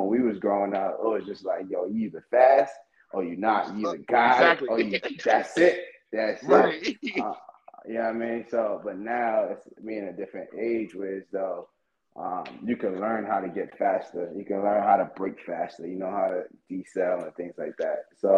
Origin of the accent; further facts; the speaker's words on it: Far Rockaway, New York, United States; also born or lived in Delaware / Miami / Texas / California; Being in New York, Far Rockaway, New York. I'm from Far Rockaway, New York. Kind of the slums from there. So I done risen out of that jungle, headed over to Delaware. From Delaware to Miami, from Miami to Texas, Texas to Cali.